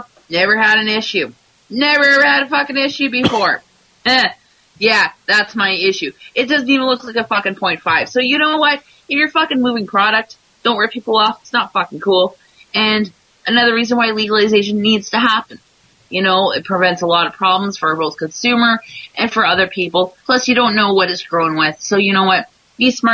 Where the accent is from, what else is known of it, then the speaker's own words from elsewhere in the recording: Canada; I'm Canadian